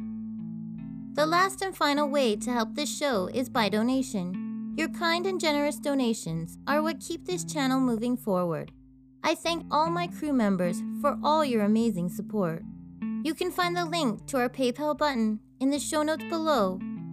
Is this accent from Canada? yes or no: yes; Canada; I'm Canadian Girl